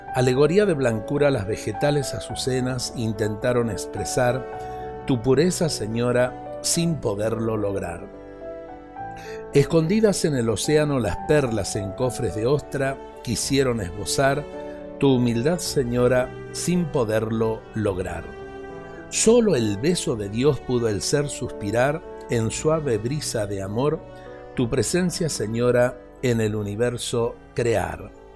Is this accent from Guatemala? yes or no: no; Argentina; nuestra Argentina